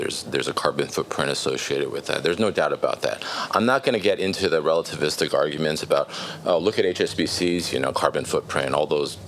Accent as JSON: {"language": "English", "region": "California", "country": "United States", "tie": "born or raised there", "said": "I grew up in California"}